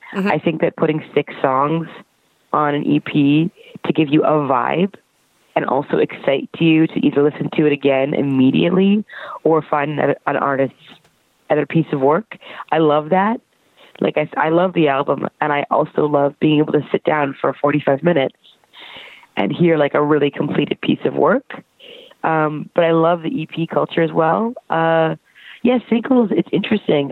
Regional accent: Brampton, Ontario, Canada; moved away as an adult; now in Toronto, Canada; I'm from Brampton, Ontario

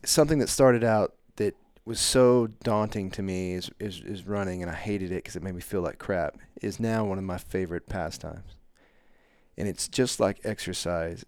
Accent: Canton, Texas, United States; moved away as an adult; I come from Canton, Texas

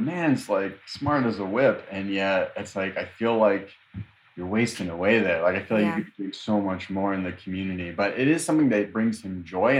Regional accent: Chicago, Illinois, United States; you and I would say, oh, we're from Humboldt Park

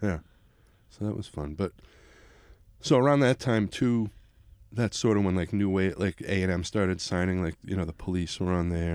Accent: Nahant, Massachusetts, United States; also born or lived in Boston; we, we lived in Nahant, Mass

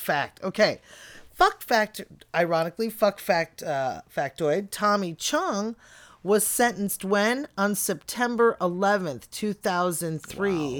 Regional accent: outside of Chicago, Illinois, United States; moved away; also born or lived in Bellingham, Washington; growing up outside of Chicago

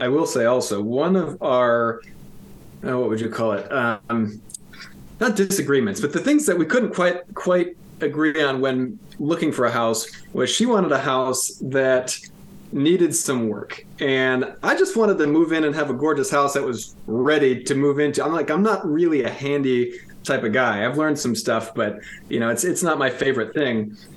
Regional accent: around Ann Arbor, Southeast Michigan, United States; moved away as an adult; also born or lived in Grand Rapids area, Michigan; now in Rockford, United States; Both of us grew up in Southeast Michigan

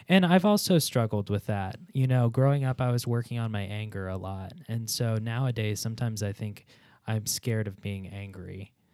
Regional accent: Chicago, Illinois, United States; I'm from Pittsburgh adjacent, Chicago

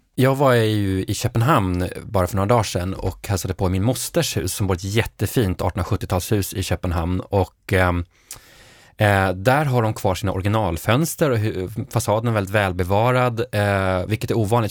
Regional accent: Norrbotten County, Sweden; Jag är uppvuxen i Norrbotten

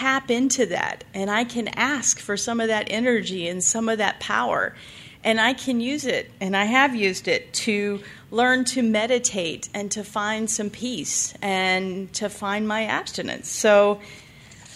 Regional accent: the South, United States; now in Nevada, United States; I was from the South, and they take their religion real seriously down there

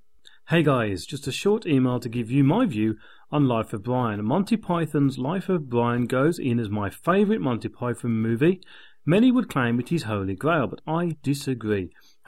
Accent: France; English is a second language; moved away as an adult; now in United Kingdom; Now, you have to remember that I am French. I grew up in France and only moved to the UK, in my 20s.

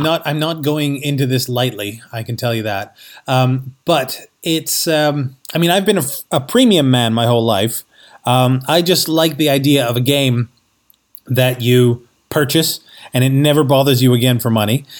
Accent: Canada; moved away as an adult; also born or lived in New York City; I, I grew up in Canada

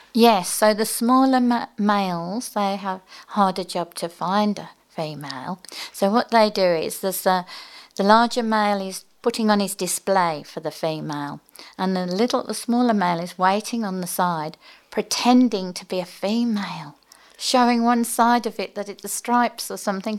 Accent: just north of Birmingham, West Midlands, United Kingdom; moved away as an adult; also born or lived in Oxford, England; now in Manly, Australia; I'm from England originally, just north of Birmingham.

